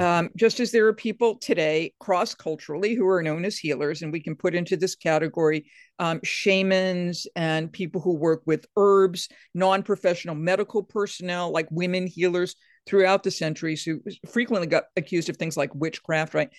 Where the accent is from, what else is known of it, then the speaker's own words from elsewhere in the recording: Atlantic coast in Massachusetts, United States; I'm from the Atlantic coast in Massachusetts.